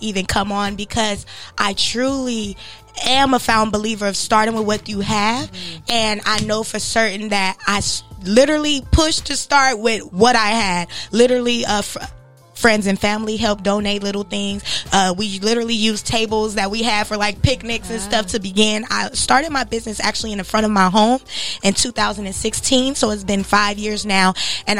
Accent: Compton, California, United States; also born or lived in Watts; born and raised in Compton, California.

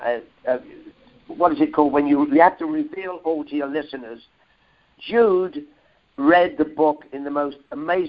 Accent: London, United Kingdom; accent: Cockney; a Cockney kid, if any of your listeners don't know, is a kid that grew up in the East End of London within the sounds of Bow Bell Church

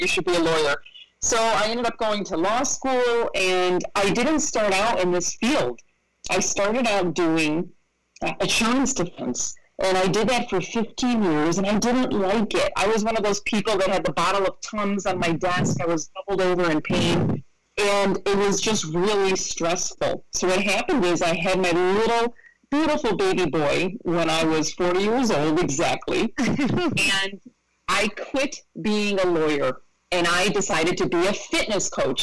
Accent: Rochester, New York, United States; moved away; I'm from Rochester, New York. So I'm from I'm from upstate New York.

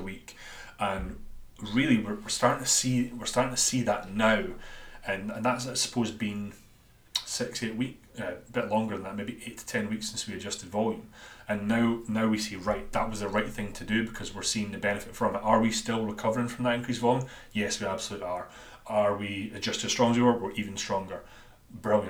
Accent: Dundee, Scotland, United Kingdom; accent: Dundonian; my Dundonian accent

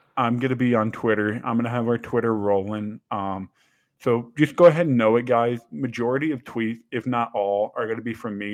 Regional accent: Atlanta, Georgia, United States; my hometown Atlanta Braves

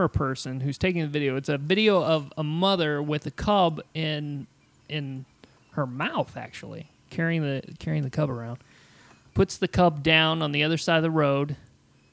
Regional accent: Indiana, United States; now in Asheville, United States; my home state of Indiana

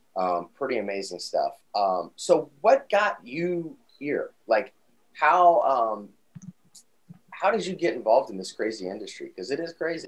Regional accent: Atlanta, Georgia, United States; my hometown, Atlanta, Georgia

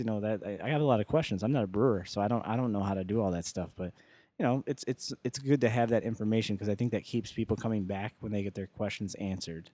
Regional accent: Joliet, Illinois, United States; born and raised in Joliet, and I've been there since I, you know, forever

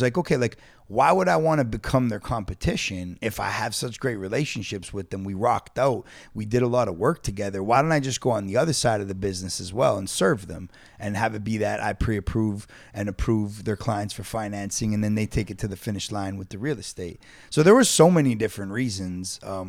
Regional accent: Toronto, Ontario, Canada; School. Dufferin and Sinclair, originally.

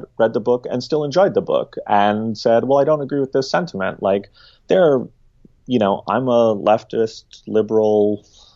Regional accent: New York City, New York, United States; I grew up in New York City, raised by two leftist screenwriters

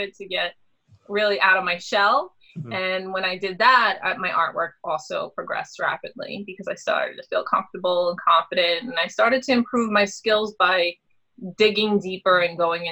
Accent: Brooklyn, New York, United States; now in Long Island, United States; Growing up in Brooklyn

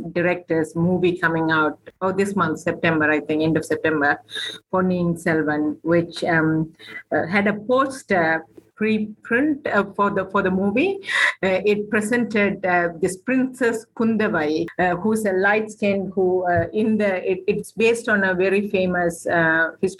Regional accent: Sri Lanka; now in New Zealand; We grew up in war in Sri Lanka

